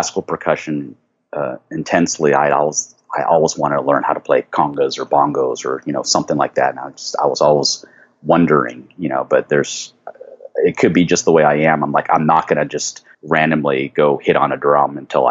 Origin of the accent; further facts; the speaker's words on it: Fresno, California, United States; moved away as an adult; also born or lived in Boston / Los Angeles; I grew up in Fresno, California.